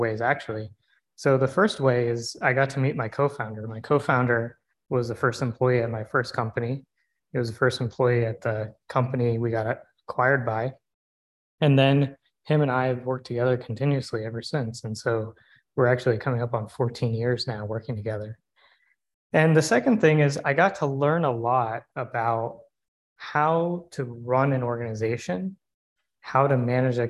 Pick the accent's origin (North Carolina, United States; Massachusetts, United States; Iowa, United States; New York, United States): North Carolina, United States; Raleigh; I was born and raised in Raleigh